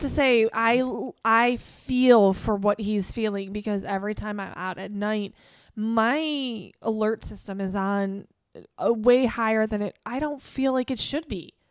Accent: Chicago, Illinois, United States; growing up in Chicago

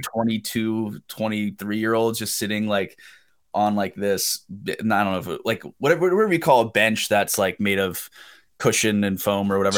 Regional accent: Pennsylvania, United States; moved away as an adult; I grew up in Pennsylvania

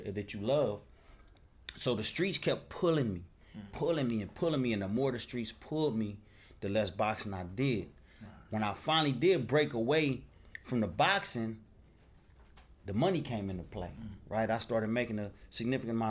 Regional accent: Compton, California, United States; Born and raised in Compton. I ain't never been nowhere else

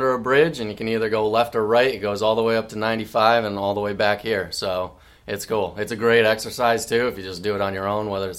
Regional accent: Providence, Rhode Island, United States; moved away as an adult; now in Wilton Manors, United States; I'm actually up from Rhode Island. I moved here about a year and a half ago.

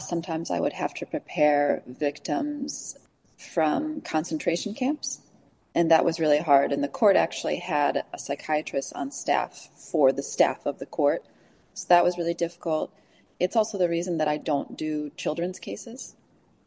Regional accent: Chicago, Illinois, United States; I'm from Chicago, so my parents are there

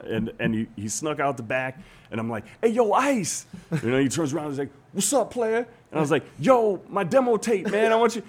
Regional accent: Hawaii, United States; moved away as an adult; also born or lived in New York / Los Angeles; I'm from Hawaii

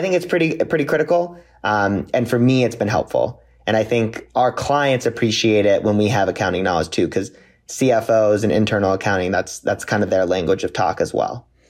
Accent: Santa Clarita, California, United States; also born or lived in Ohio; now in Los Angeles, United States; I grew up, born and raised in Santa Clarita, California.

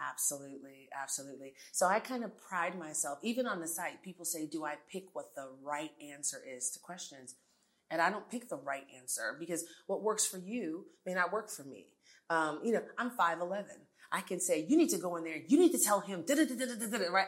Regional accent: New York City, New York, United States; accent: American; also born or lived in Jamaica / Abilene, Texas / Los Angeles / Miami; now in Houston, United States; I grew up in New York City

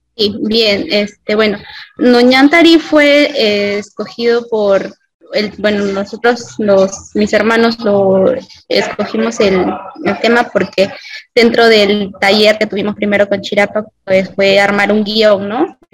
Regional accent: Peru; todos somos el Perú

